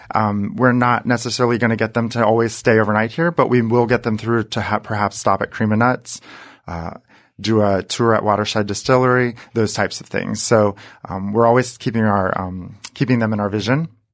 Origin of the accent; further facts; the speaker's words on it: Saint Henry, Ohio, United States; moved away as an adult; also born or lived in Columbus, Ohio; I grew up in Northwest Ohio in a small town called Saint Henry, Ohio